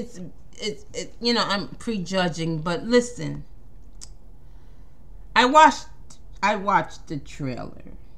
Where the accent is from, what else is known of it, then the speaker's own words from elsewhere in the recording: New York, United States; I'm from New York.